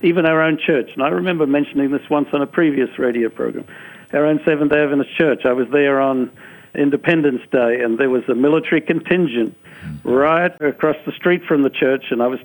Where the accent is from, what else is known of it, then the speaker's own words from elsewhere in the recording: Australia; I'm from Australia.